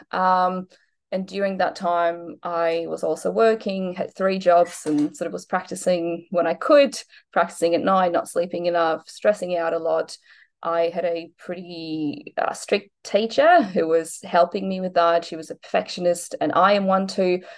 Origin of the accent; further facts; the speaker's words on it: Poland; moved away as an adult; now in Australia; I'm originally from Poland, so I moved to Australia when I was 19